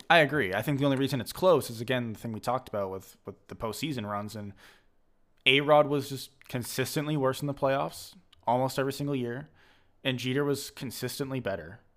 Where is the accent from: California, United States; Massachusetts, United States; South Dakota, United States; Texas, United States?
Massachusetts, United States; I'm from Massachusetts